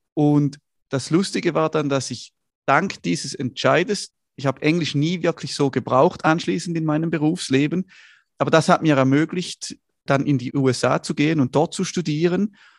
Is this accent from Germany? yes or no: no; Schaffhausen, Switzerland; Ich komme aus Schaffhausen also aus der Nordschweiz